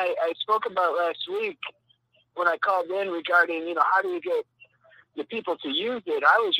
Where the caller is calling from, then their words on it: Mexico; This is the coolest white dude in Yashkaba, Mexico.